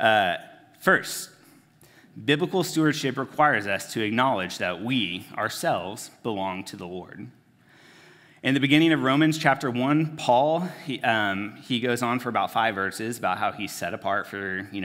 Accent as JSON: {"language": "English", "country": "United States", "said": "as American Christians"}